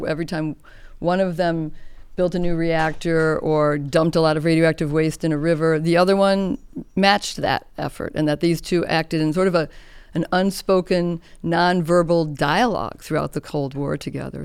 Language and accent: English; Chicago, Illinois, United States; I grew up in Chicago.